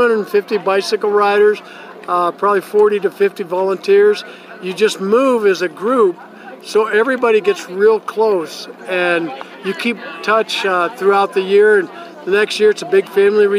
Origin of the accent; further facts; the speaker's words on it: Grand Junction, Colorado, United States; I'm from Grand Junction, Colorado.